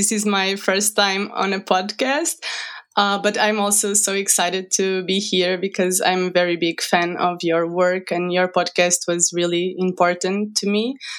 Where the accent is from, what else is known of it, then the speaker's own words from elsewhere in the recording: Portugal; I am 31 years old. I'm from Portugal and I live here in the countryside.